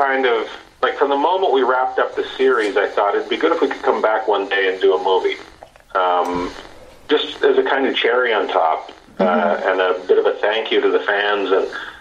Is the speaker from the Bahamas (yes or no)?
no; small town Saskatchewan, Canada; moved away; I grew up in small town Saskatchewan